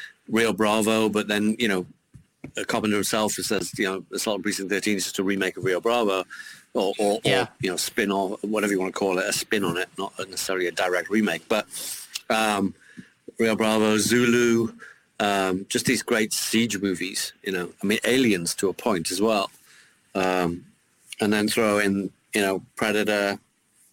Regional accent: Newcastle upon Tyne, North East England, United Kingdom; a kid growing up in Newcastle

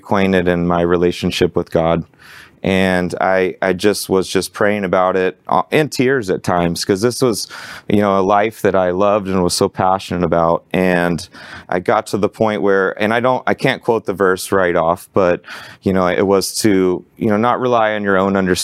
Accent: Arlington, Texas, United States; growing up in Arlington, I worked out at a Gold's Gym and this hole in the wall Metroflex

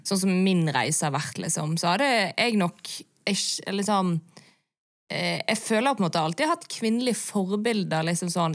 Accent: Bergen, Vestland, Norway; der jeg vokste opp i Bergen

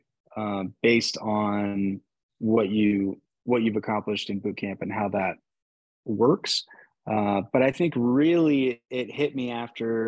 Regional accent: Phoenix, Arizona, United States; growing up in Phoenix, Arizona

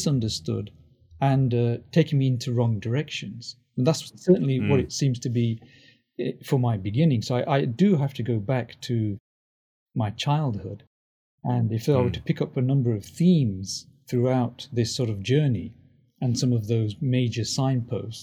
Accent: England, United Kingdom; also born or lived in Tanzania; now in United States; I grew up in England

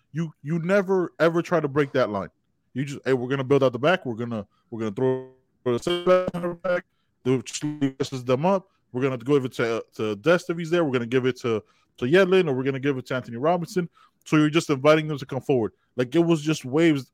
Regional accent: Panama; my home country of Panama

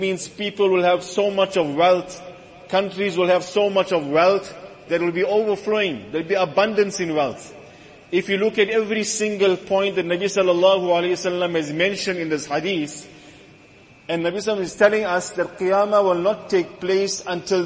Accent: South Africa; us as South African Muslims

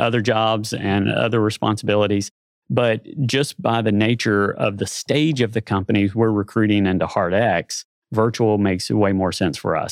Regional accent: Nashville, Tennessee, United States; moved away as an adult; also born or lived in Little Rock, Arkansas; now in Bentonville, United States; I grew up in Nashville, Tennessee. Uh, spent my first thirty-two years there

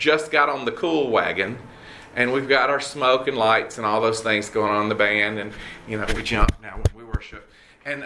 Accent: Red Oak, Georgia, United States; I grew up in Red Oak, Georgia.

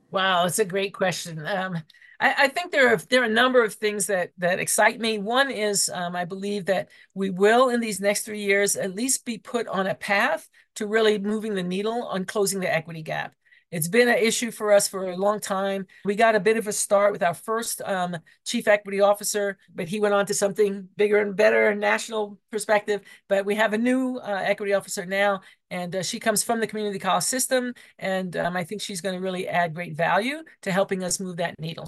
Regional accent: New York, United States; now in Colorado, United States; I'm from New York

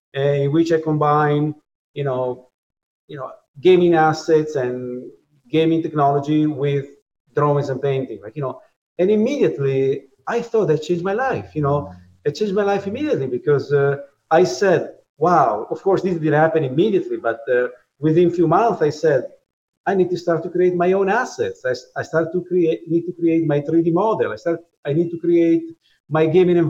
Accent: Italy; moved away as an adult; now in New York, United States; I was born in Italy in you know, in 1973

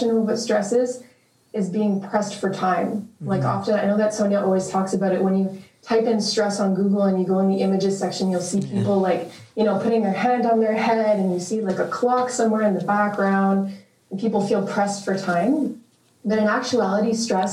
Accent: Saint-Lazare, Quebec, Canada; moved away as an adult; now in Montreal, Canada; I'm from Montreal. I was born and raised in Saint-Lazare.

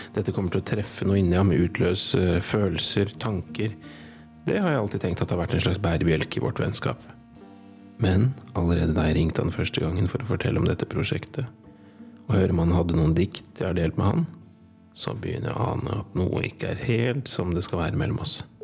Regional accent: Gjøvik, Innlandet, Norway; Jeg kommer jo fra Gjøvik-traktene.

